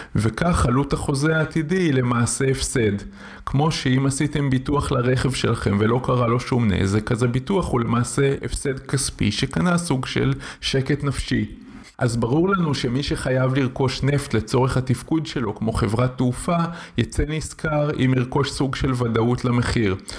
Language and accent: Hebrew; Israel; בקיבוץ בו גדלתי יש רפת